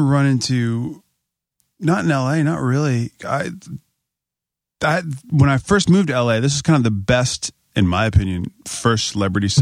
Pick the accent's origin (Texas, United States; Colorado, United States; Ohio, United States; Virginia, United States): Virginia, United States; Northern; I'm from Northern Virginia